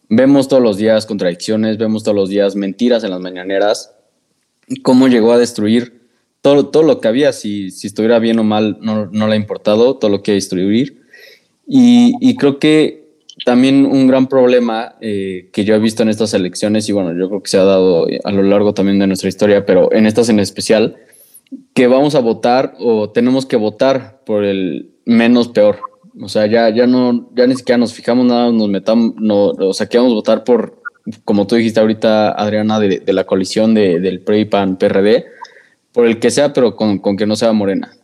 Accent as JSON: {"language": "Spanish", "country": "Mexico", "said": "nosotros como mexicanos"}